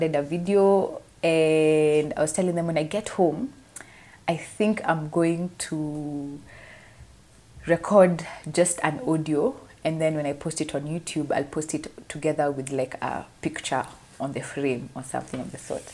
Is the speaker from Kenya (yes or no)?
yes; Kenya; Jamhuri Day for us is our Independence Day